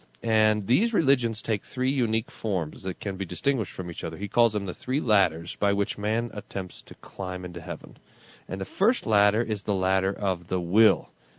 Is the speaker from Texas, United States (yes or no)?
yes; Texas, United States; accent: Texas; my family, I'm from Texas, you know, nobody knows that because they don't. My family accused me of purposely abandoning a Texas accent and picking up some sort of Minnesota accent so that I sound more Lutheran.